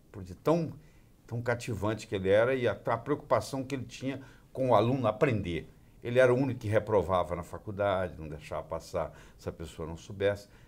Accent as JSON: {"language": "Portuguese", "town": "Juiz de Fora", "region": "Minas Gerais", "country": "Brazil", "tie": "born or raised there", "said": "É, eu sou mineiro. Eu nasci em Juiz de Fora, eu nasci no dia 6 de julho de 1945, ao meio-dia em ponto."}